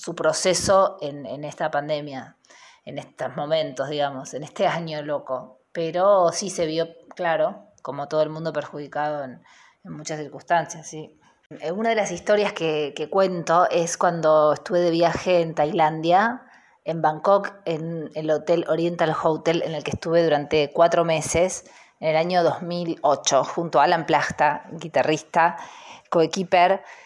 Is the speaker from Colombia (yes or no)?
no; Buenos Aires, Argentina; Yo soy de Buenos Aires, eh, nacida y criada en San Telmo, ahora vivo en Almagro